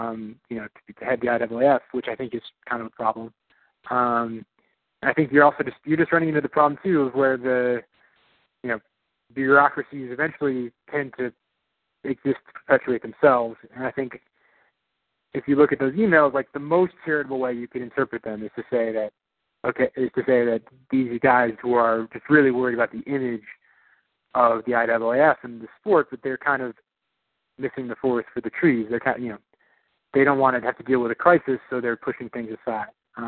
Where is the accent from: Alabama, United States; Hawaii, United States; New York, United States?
New York, United States; born there; also born or lived in Illinois; I was born in New York. That's where my family's from.